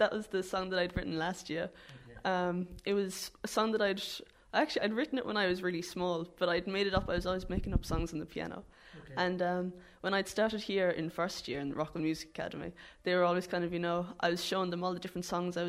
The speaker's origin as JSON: {"language": "English", "town": "Ballyporeen", "region": "Munster", "country": "Ireland", "said": "It would be so cool saying, oh yeah, sure, I'm from Ballyporeen."}